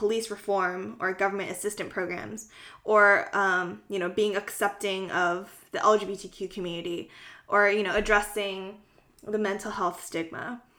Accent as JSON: {"language": "English", "area": "Bay Area", "region": "California", "country": "United States", "tie": "born or raised there", "said": "despite being one of the few Korean Americans here compared to other, you know, East and South Asian ethnic groups"}